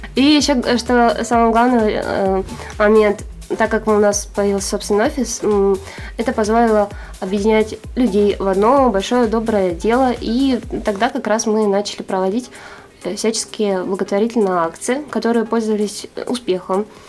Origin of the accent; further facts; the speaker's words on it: Arkhangelsk, Arkhangelsk Oblast, Russia; я родилась и живу в Архангельске